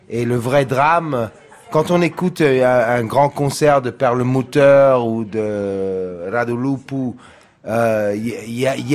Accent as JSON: {"language": "French", "town": "San Diego", "region": "California", "country": "United States", "second_language": "French", "said": "Alors, euh, je dois dire que je viens de San Diego, que j'étais dans le skateboard et, le surf"}